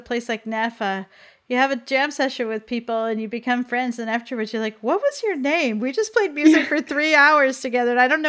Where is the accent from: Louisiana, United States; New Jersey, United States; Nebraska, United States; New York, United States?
New York, United States; also born or lived in Boston area, Massachusetts; now in Vermont, United States; I grew up in New York State, but I've lived in the Boston area for 20 years for being in Vermont now.